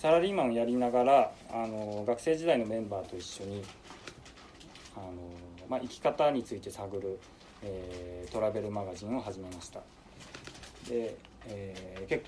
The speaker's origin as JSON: {"language": "Japanese", "region": "Chiba", "country": "Japan", "tie": "born or raised there", "also_born_or_lived": "Yamaguchi", "said": "僕はあの1987年の山口県生まれで、えー、なんですけれども途中から千葉に引っ越しをして、えー、大学から東京に、え人暮らしをしていたという感じになります"}